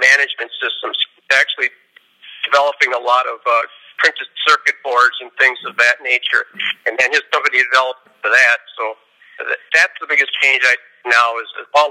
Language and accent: English; Milwaukee, Wisconsin, United States; now in California, United States; I'm from Milwaukee, Wisconsin originally